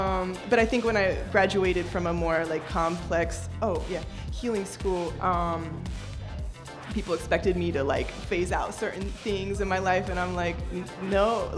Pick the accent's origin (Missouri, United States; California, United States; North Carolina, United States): North Carolina, United States; Durham; moved away as an adult; now in New York, United States; I'm from North Carolina, Durham specifically.